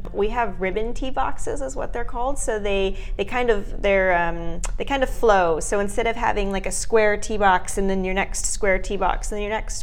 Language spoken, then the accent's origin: English; Frisco, Texas, United States; It's in my hometown.